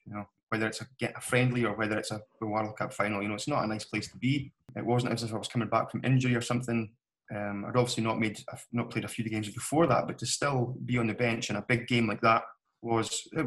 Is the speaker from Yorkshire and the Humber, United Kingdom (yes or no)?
no; Strathspey, Scotland, United Kingdom; my home club, my hometown team.